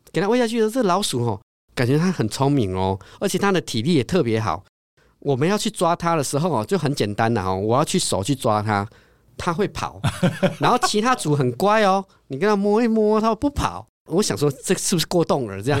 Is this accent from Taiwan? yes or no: yes; Taiwan; 我们都是台湾人